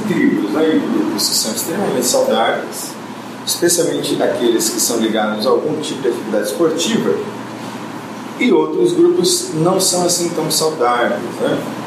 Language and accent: Portuguese; São Paulo, Brazil; nasci em São Paulo, no dia 21 de março